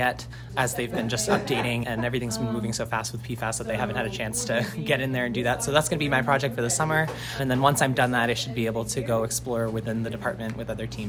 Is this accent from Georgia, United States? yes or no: no; Lewiston, Maine, United States; I'm originally from Lewiston, Maine, and I went to Oak Hill High School in Wales.